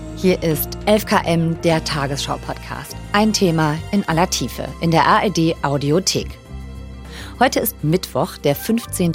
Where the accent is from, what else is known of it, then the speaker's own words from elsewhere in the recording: Düsseldorf, North Rhine-Westphalia, Germany; Ich bin ja Düsseldorferin